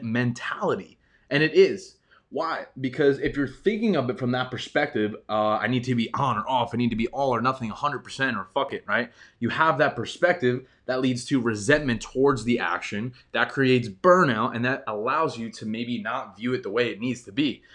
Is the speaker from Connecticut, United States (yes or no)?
no; New York, United States; I grew up in New York